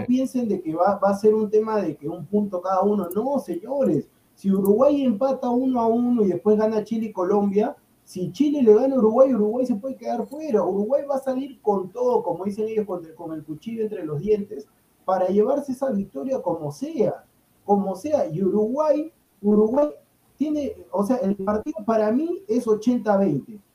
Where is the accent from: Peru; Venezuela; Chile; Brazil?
Peru; soy peruano